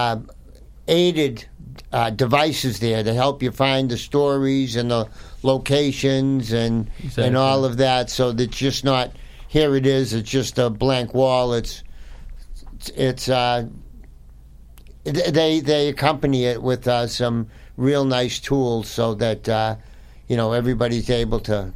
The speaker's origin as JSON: {"language": "English", "town": "Weymouth", "region": "Massachusetts", "country": "United States", "said": "I come from North Weymouth"}